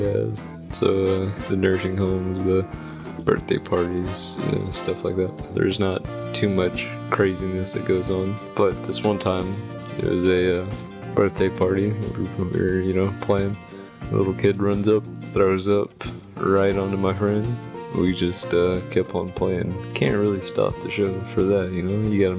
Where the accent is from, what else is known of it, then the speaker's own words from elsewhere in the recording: Texas, United States; I'm from Texas.